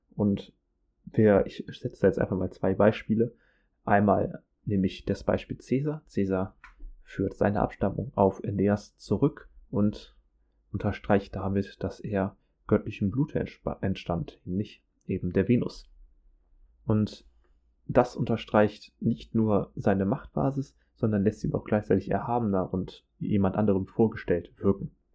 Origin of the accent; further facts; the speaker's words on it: Germany; bei uns in Deutschland